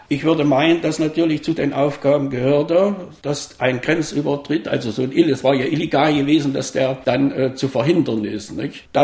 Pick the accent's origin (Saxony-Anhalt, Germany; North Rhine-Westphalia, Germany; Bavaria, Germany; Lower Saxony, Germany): Saxony-Anhalt, Germany; Bischofrode; Wir sprechen über das Dörflein Bischofrode, zählt zum Kreis Eisleben oder damals zum Kreis Eisleben, jetzt Mansfelder Land.